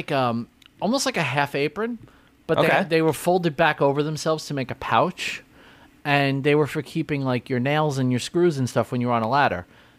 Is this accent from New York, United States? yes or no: yes; New York City, New York, United States; when I grew up in Canarsie, Brooklyn